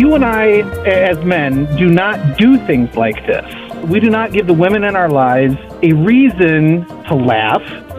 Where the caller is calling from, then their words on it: Jackson, Michigan, United States; I'm calling from Jackson, Michigan.